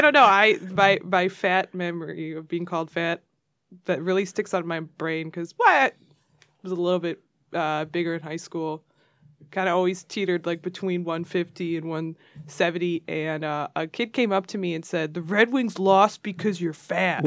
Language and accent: English; Royal Oak, Michigan, United States; growing up in Royal Oak